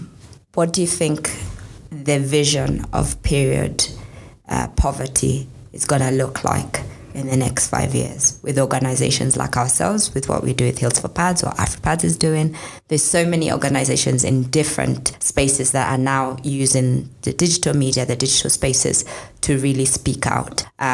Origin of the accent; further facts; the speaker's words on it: Nyandarua County, Kenya; Why Nyandarua? I come from Nyandarua.